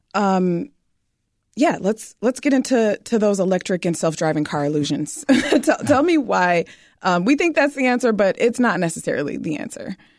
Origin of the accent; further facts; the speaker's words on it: Detroit, Michigan, United States; growing up in Detroit, which is the Motor City